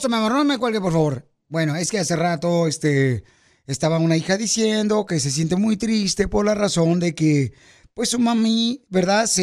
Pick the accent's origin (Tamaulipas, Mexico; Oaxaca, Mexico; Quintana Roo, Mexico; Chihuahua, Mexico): Chihuahua, Mexico; Nací en Chihuahua, Chihuahua.